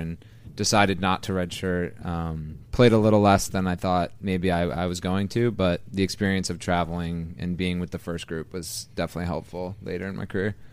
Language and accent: English; Skaneateles, New York, United States; I grew up in Ski House, New York, uh, in the Finger Lakes, about a half hour west of Syracuse